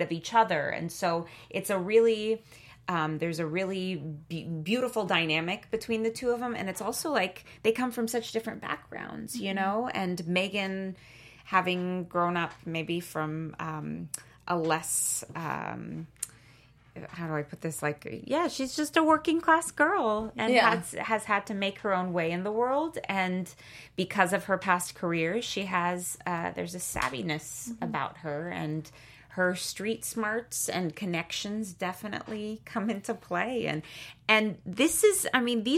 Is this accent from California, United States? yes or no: yes; Bay Area, California, United States; moved away as an adult; also born or lived in Germany / New York; now in Los Angeles, United States; I was born in Germany. But then when I was about one, moved to the States and grew up in the Bay Area